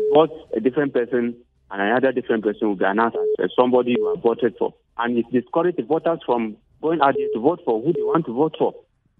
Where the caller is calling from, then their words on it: Bukuru, Plateau, Nigeria; I'm calling you from Bukuru.